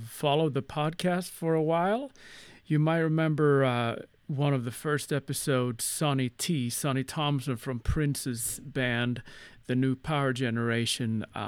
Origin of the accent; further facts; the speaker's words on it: Sweden; English is a second language; my native Sweden